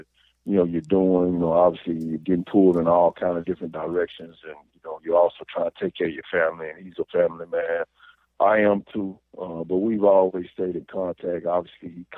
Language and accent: English; Little Rock, Arkansas, United States; being here in my hometown, man, coaching, you know, Little Rock's team